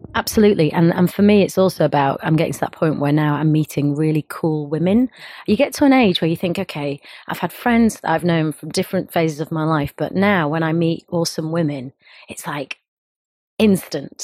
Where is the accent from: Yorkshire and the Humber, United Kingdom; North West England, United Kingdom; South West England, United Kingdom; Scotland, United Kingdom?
Yorkshire and the Humber, United Kingdom; Bradford; growing up in uh, up north in Bradford in Yorkshire as an Indian girl